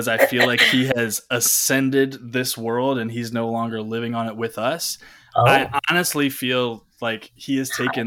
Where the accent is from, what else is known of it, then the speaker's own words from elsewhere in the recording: Chamblee, Georgia, United States; I'm from Chamblee